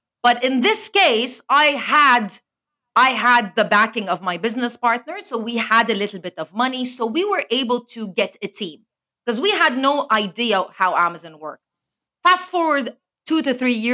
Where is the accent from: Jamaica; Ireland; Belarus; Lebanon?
Lebanon; moved away as an adult; also born or lived in Spain / Canada / London; now in Dubai, United Arab Emirates; I am born and raised in Lebanon. So I am from the Middle East